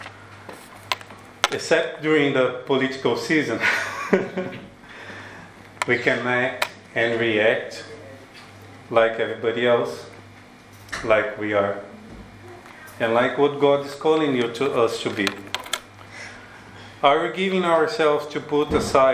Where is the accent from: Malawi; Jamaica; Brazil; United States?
Brazil; English is a second language; moved away; I'm from Brazil